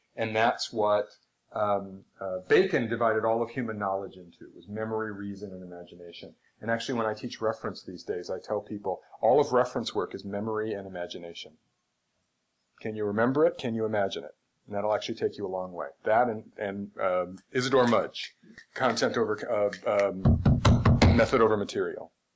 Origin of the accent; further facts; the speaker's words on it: just outside of Syracuse, New York, United States; now in Seattle, United States; I grew up just outside of Syracuse